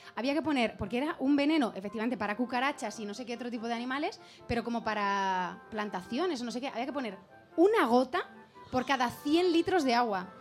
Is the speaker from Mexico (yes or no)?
no; Spain; como buena española